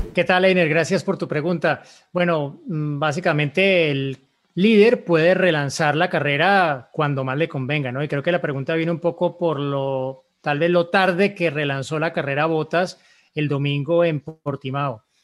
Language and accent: Spanish; Colombia; en Colombia, en mi país